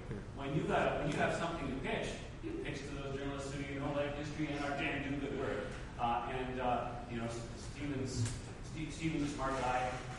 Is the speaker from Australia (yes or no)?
no; York, Yorkshire and the Humber, United Kingdom; from York.